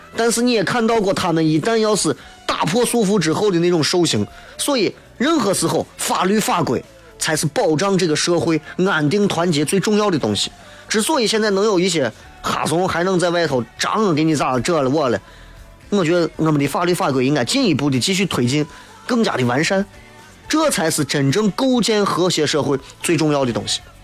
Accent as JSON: {"language": "Chinese", "town": "Xi'an", "region": "Shaanxi", "country": "China", "said": "作为一个陕西人，作为一个西安人"}